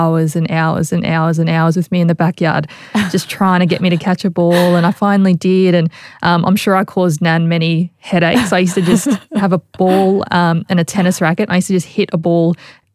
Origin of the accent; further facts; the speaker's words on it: Logan, Queensland, Australia; also born or lived in Sydney; I grew up on the south side of Brisbane in, I guess, Logan, and more specifically Woodridge. That's where I'm from and where I was raised. I still live in the community as well.